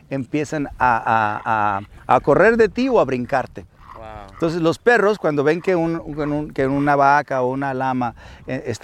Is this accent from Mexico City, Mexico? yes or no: no; Sinaloa, Mexico; como mexicano … como sinaloense … como hijo … como papá, como amigo, esa parte que también soy